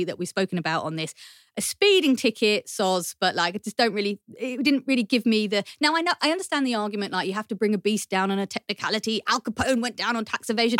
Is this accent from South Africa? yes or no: no; United Kingdom; we're not immigrants, we're British born. Yeah. We are British